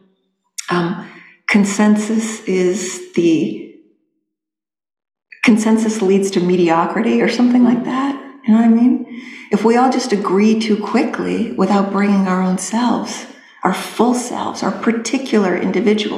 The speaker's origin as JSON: {"language": "English", "region": "New Hampshire", "country": "United States", "said": "I was being from New Hampshire"}